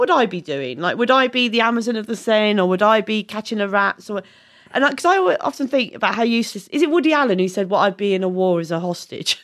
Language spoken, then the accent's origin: English; Sidcup, London, United Kingdom; I was born in Sidcup, just up the road